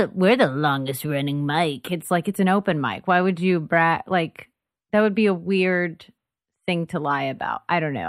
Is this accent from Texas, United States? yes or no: yes; Dallas, Texas, United States; moved away as an adult; now in Austin, United States; I grew up in DFW and everything's spread out there